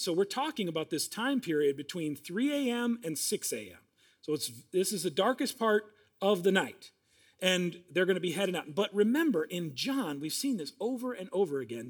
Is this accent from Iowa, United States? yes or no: yes; Iowa, United States; now in Minnesota, United States; Now, I grew up in Iowa